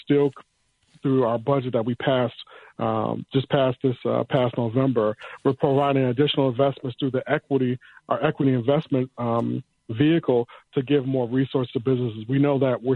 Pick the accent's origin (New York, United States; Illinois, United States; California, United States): Illinois, United States; Chicago; I grew up in the Brownsville area. So my mother, who's been a retired now school teacher for 35 years, Chicago Public Schools